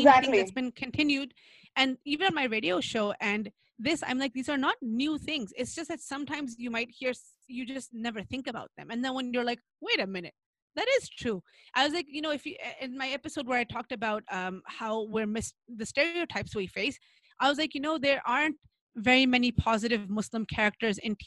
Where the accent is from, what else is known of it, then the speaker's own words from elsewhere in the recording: New York, United States; I grew up in New York with a lot of Black people and had Black friends